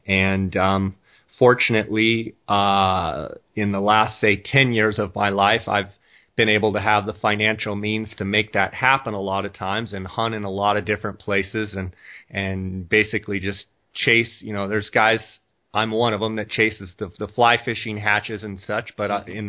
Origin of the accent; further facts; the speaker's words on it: Scottsdale, Arizona, United States; I am actually in my hometown right now in Scottsdale, Arizona. Uh, Scottsdale is a suburb of Phoenix, about, uh, well, they're connected now, but it's on the north side of Phoenix.